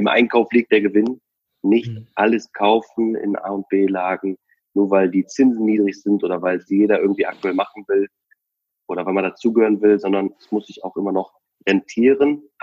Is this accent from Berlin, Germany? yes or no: no; Cologne, North Rhine-Westphalia, Germany; Also nehmen wir mal äh, einfach Köln, wir kommen aus Köln.